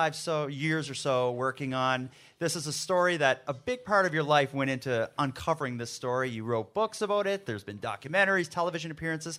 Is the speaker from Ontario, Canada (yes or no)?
no; Nova Scotia, Canada; I'm from Canada or Nova Scotia